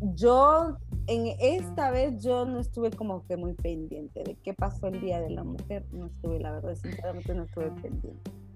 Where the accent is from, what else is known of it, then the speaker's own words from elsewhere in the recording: Honduras; nosotras como mujeres hondureñas